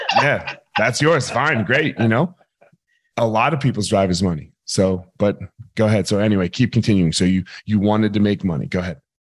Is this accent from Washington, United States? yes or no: no; New Jersey, United States; We grew up in Jersey